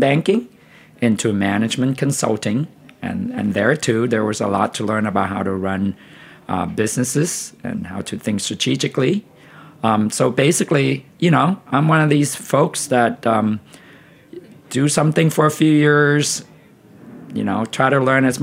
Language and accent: English; Vietnam; also born or lived in Bay Area, California, United States; now in United States; I grew up in Vietnam, and I ate delicious tofu growing up with my grandfather